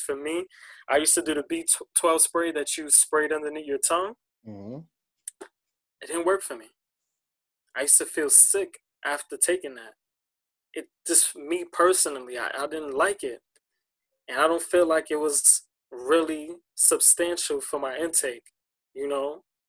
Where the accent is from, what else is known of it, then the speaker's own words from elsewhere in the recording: United States; because we're American, right? In this society, we gorge everything.